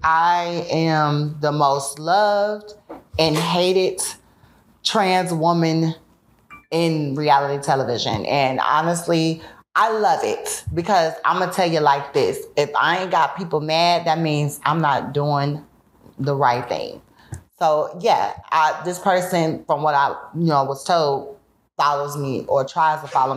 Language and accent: English; Chicago, Illinois, United States; born or raised there